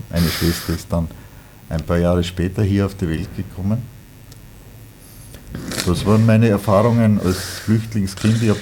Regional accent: Upper Austria, Austria; ich bin auch nicht in Oberösterreich geboren. Wiewohl, bis aufs erste Lebensjahr habe ich alles in, in Oberösterreich äh, gelebt, mit Ausnahme meiner Reisen.

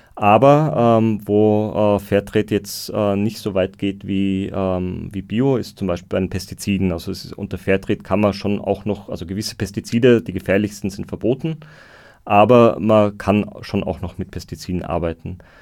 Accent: Austria; bei uns in Österreich

